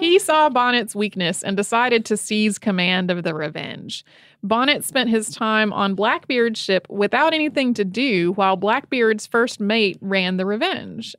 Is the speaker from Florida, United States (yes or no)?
no; North Carolina, United States; I grew up in North Carolina